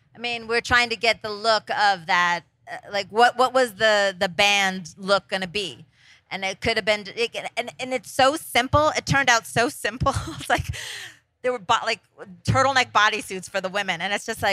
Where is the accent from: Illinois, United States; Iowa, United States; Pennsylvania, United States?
Pennsylvania, United States; Scranton; I'm from Scranton, Pennsylvania